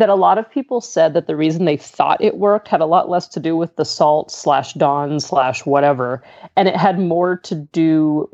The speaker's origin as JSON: {"language": "English", "region": "Southern California", "country": "United States", "moved": "as an adult", "lives_now": "Pittsburgh, United States", "said": "I'm originally from Southern California."}